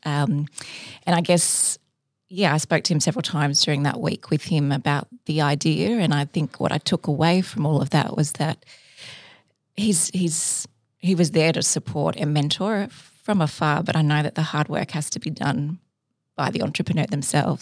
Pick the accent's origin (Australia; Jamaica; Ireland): Australia; Sydney, New South Wales; also born or lived in Cairns, Queensland; I'm from Sydney, went to high school here, but I did li-, live part of my, my childhood in Cairns